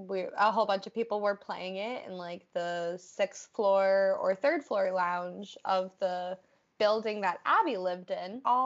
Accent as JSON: {"language": "English", "region": "Massachusetts", "country": "United States", "moved": "yes", "lives_now": "New Hampshire, United States", "said": "I'm originally from Mass."}